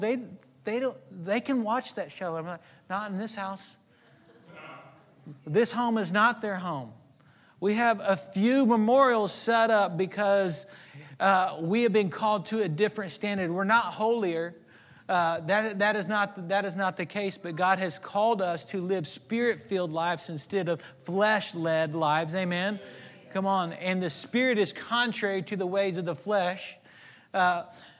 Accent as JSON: {"language": "English", "region": "Oklahoma", "country": "United States", "tie": "born or raised there", "moved": "as an adult", "lives_now": "Texas, United States", "said": "I grew up in Oklahoma, and I got to Texas as soon as I could."}